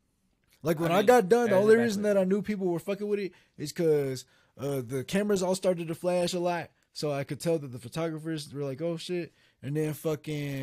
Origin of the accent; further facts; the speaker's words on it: Georgia, United States; I'm from Georgia